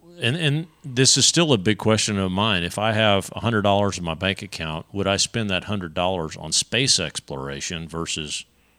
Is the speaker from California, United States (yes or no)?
no; Texas, United States; as an American, as a Texan